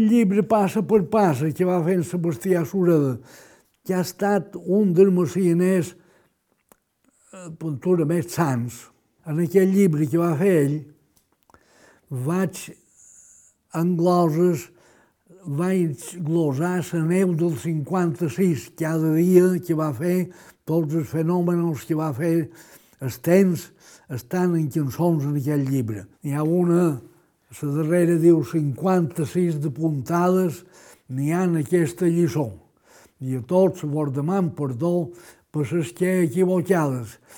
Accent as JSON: {"language": "Catalan", "area": "Majorca", "region": "Balearic Islands", "country": "Spain", "said": "com a bon mallorquí"}